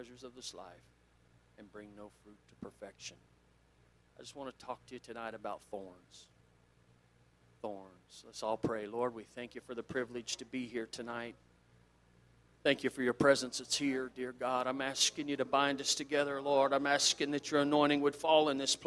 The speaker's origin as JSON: {"language": "English", "region": "South Central Kansas", "country": "United States", "tie": "born or raised there", "said": "I grew up in South Central Kansas"}